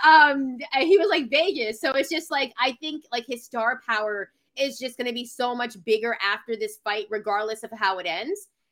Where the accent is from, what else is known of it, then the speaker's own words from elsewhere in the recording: Canada; I'm from Canada